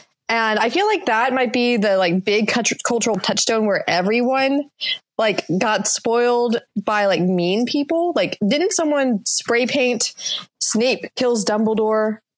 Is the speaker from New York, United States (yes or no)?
no; Mississippi, United States; I grew up in Mississippi, and through a certain point in my life, my parents went to a conservative church